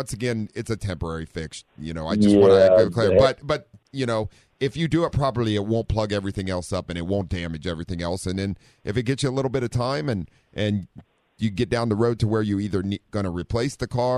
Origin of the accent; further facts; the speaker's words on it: Ohio, United States; now in San Diego, United States; growing up in Ohio and four-wheeling